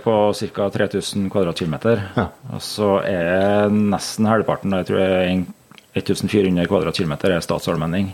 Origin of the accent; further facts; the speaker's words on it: Lierne, Trøndelag, Norway; also born or lived in Meråker / Levanger / Grong; Jeg er jo født og oppvokst her i Lierne